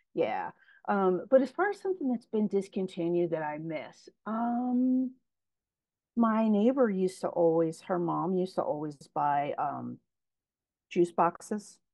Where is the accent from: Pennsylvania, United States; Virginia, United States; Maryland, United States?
Pennsylvania, United States; Philadelphia; I grew up in Frankfurt